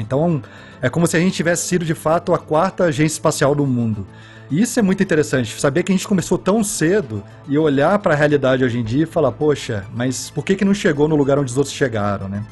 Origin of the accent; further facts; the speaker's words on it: Brazil; moved away as an adult; also born or lived in Toulouse, France; como brasileiro